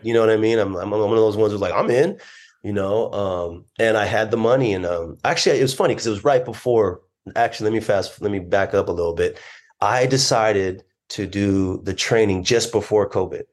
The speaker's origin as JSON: {"language": "English", "town": "Orange", "region": "California", "country": "United States", "tie": "born or raised there", "also_born_or_lived": "Long Beach, California", "said": "I was raised Christian here in Southern California. I was born in Long Beach, but my mom mostly lived in Orange."}